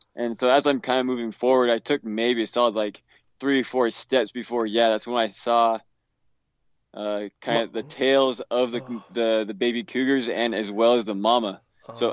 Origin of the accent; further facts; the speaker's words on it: Utah, United States; I grew up here in Utah